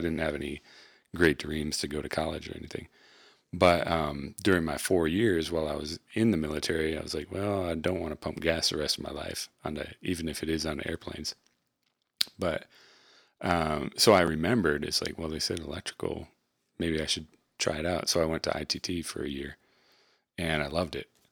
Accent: Michigan, United States; we were raised in Michigan

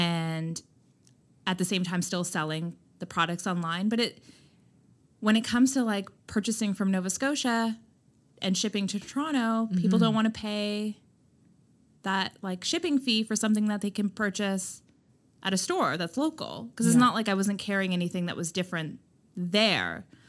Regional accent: India; But I also, I'm Indian. I come from like, you know, my parents aren't strict Indians and they're not traditional by any means

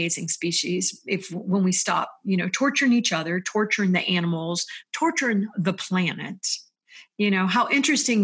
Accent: United States; also born or lived in Florida / Virginia; as an American

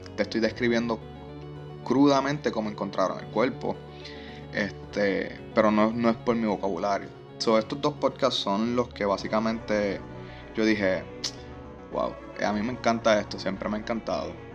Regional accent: Trujillo Alto, Puerto Rico; yo soy de Trujillo Alto

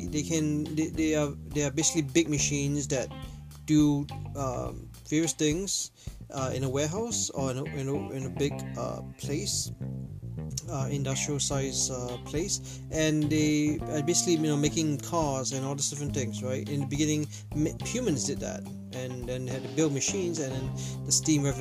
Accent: Toronto, Ontario, Canada; Like some of you know, I'm from Toronto, and Raptors just won the NBA championship.

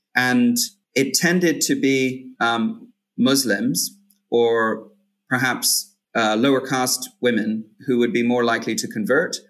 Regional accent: Hong Kong; I grew up in Hong Kong and I'm recording from here

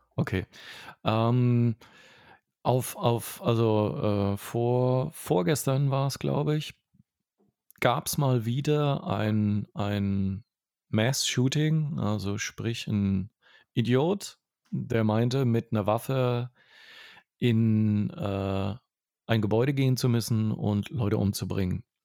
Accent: Franconia, Bavaria, Germany; moved away; eine Tradition habe ich auch als Franke dort für mich gefunden.

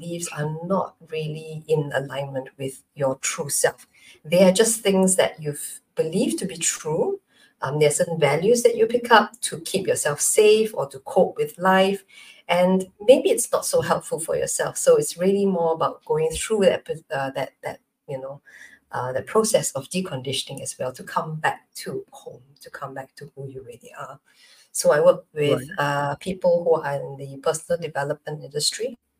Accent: Malaysia; now in Singapore; I'm Malaysian, but I'm based in Singapore

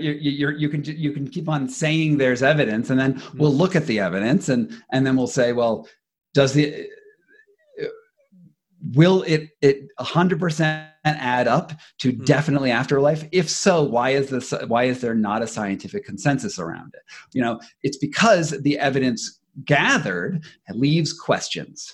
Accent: United States

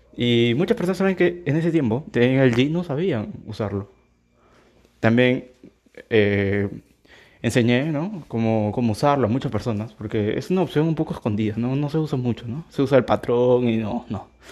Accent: Peru; yo soy de Perú

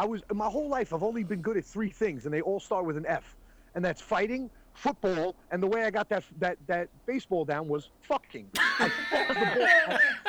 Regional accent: New York City, New York, United States; I'm born and raised in Brooklyn, New York as a Boston Red Sox fan.

